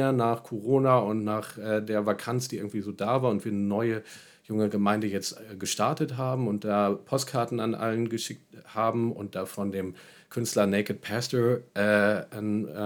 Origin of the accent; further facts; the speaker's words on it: Berlin, Germany; ich komme aus Berlin und habe die Weisheit eh mit Löffeln gefressen oder so, sondern auch einfach als Ankommender erstmal ähm, zum Schauen